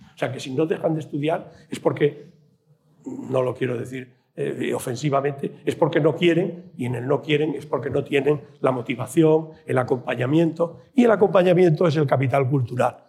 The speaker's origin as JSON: {"language": "Spanish", "town": "Puente Villarente", "region": "Castile and León", "country": "Spain", "tie": "born or raised there", "said": "cuando yo estudié el bachillerato en mi pueblo, aquí en Puente Villarente"}